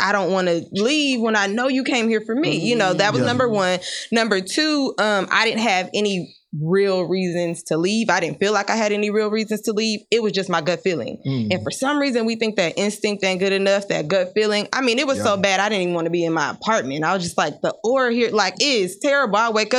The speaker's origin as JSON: {"language": "English", "region": "Nebraska", "country": "United States", "said": "I was in a relationship where I'm from Nebraska."}